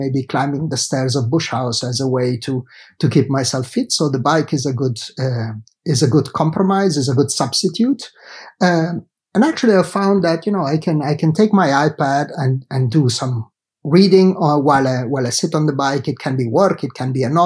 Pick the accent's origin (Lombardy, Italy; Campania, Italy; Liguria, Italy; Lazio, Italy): Liguria, Italy; Genoa; moved away as an adult; I did study in Italy, where I grew up, in Genova, in my hometown